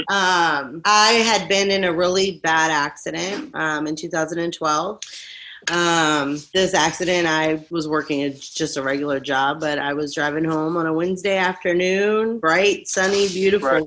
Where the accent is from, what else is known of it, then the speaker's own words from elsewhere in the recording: Rutherglen, Virginia, United States; also born or lived in Florida; I grew up in Virginia. I was 21 when I moved to Florida